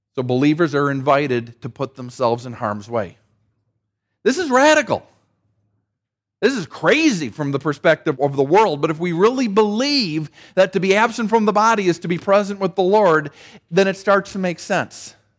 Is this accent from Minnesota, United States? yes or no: yes; Saint Paul, Minnesota, United States; my hometown of Saint Paul